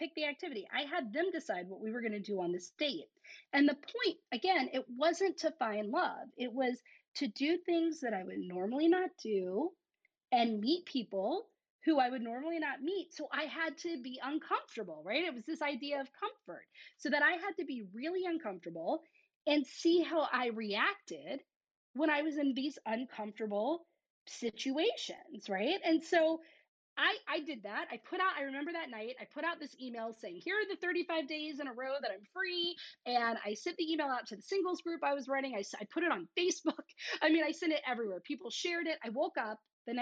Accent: the South, United States; I'm from the South

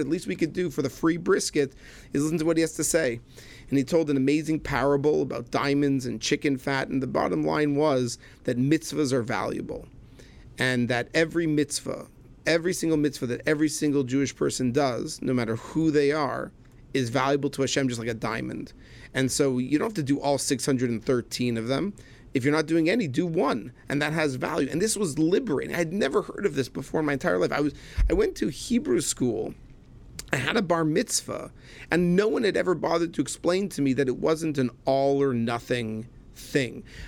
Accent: Laval, Quebec, Canada; moved away as an adult; also born or lived in Manhattan, New York; I was born in Montreal, Canada. Truthfully, a, uh, a little island north of Montreal, Laval, but most people just call it Montreal. So born in Montreal, Canada, raised there

